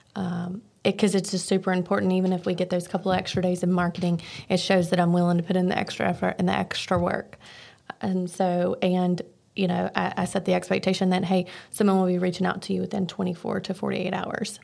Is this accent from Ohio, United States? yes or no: no; Archdale, North Carolina, United States; I am from Archdale, North Carolina